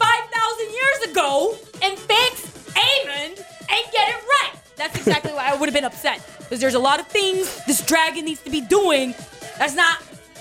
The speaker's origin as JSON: {"language": "English", "country": "United States", "said": "Because I was like, I'm American. I could dance."}